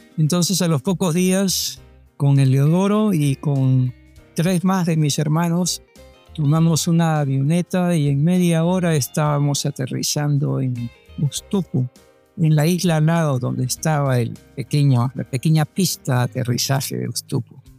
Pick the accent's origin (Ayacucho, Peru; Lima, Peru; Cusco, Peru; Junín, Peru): Lima, Peru; moved away as an adult; now in Panama; yo soy de Barranco. Para mí Barranco pues es donde aprendí a caminar, hablar, donde estudié la primaria, la secundaria